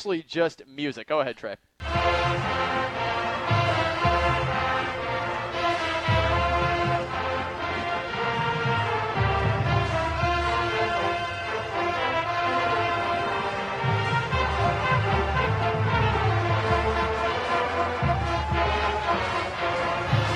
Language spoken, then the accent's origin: English; Minnesota, United States; I was growing up in Minnesota